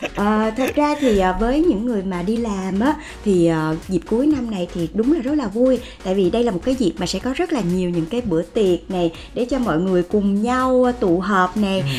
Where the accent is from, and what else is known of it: Vietnam